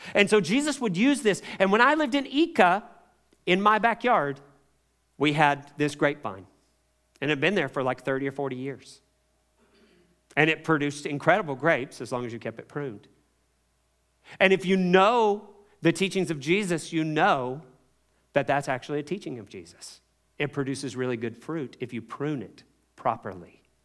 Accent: Kentucky, United States; as a child, I grew up in Kentucky, tobacco country

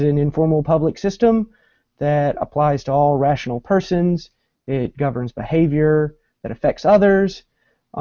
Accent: Columbia, South Carolina, United States; now in Norfolk, United States; I'm originally from Columbia, South Carolina, but I live in Norfolk, Virginia now.

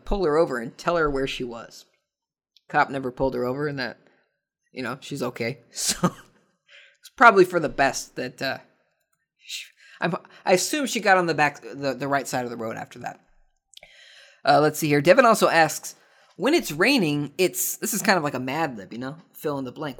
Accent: United States; I'm an American

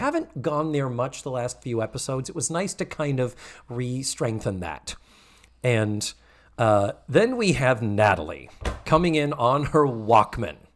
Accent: New England, United States; I'm from New England, we never call them stories, that is such a Southern thing.

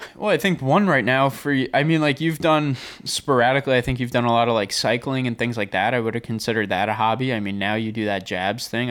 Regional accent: Long Island, New York, United States; I am from Long Island, so I kinda grew up on, on the beach a bit

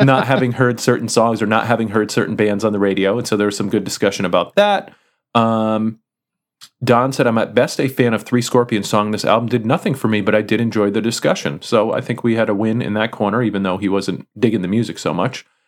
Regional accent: Connecticut, United States; the music store that I grew up with in Connecticut

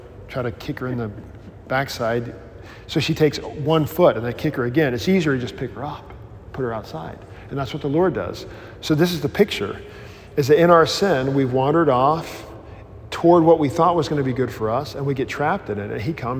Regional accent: Mississippi, United States; I grew up in Baptistville in Mississippi

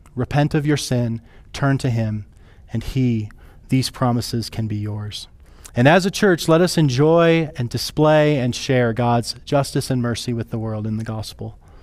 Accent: rural South Dakota, United States; I grew up in South Dakota, like like rural South Dakota

